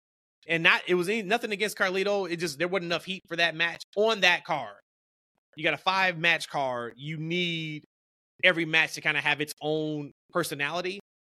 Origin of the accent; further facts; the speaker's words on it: United States; us as American wrestling fans